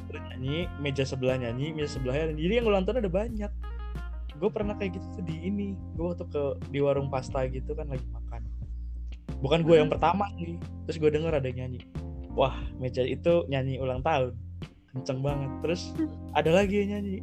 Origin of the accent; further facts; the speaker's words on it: Bogor, West Java, Indonesia; dari S D, eh, dari kecil, di Bogor terus